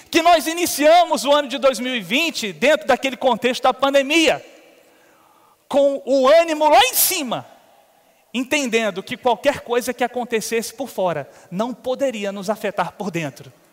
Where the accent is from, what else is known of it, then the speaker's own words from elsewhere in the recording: Uberlândia, Minas Gerais, Brazil; now in Campina Grande, Brazil; Eu não sou natural de Campina Grande, mas me considero da terra. Estou melhorando um pouquinho meu sotaque, daqui a pouco eu chego lá. Mas já tenho dois meninos que são daqui, o Pedro e a Amanda. Eu e Clícia viemos de Uberlândia.